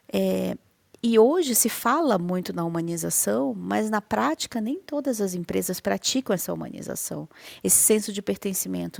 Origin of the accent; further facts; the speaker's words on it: Manaus, Amazonas, Brazil; now in Curitiba, Brazil; nasci em Manaus, mas estou em Curitiba